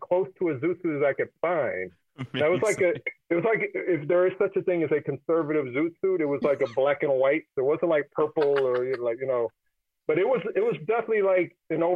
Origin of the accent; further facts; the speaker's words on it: Kansas City, United States; I was growing up in Kansas City